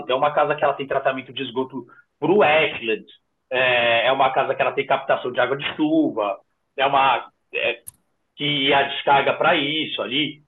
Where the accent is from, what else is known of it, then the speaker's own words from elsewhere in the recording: São Paulo, Brazil; Sou da Zona Sul, sou de Interlagos, nasci aqui